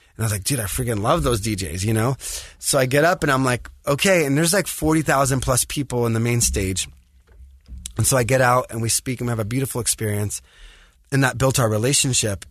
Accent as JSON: {"language": "English", "town": "Los Angeles", "region": "California", "country": "United States", "tie": "born or raised there", "said": "I grew up in the States, in L"}